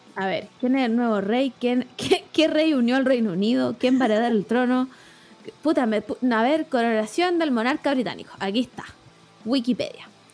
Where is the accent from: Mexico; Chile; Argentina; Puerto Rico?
Chile